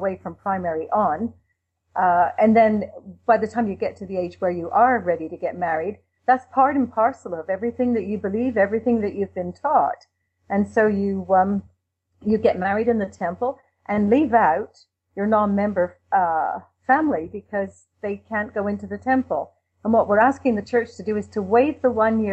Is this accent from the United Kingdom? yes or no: yes; England, United Kingdom; now in Canada; I'm from England, you might be able to tell that, but I've been over in Canada for a long time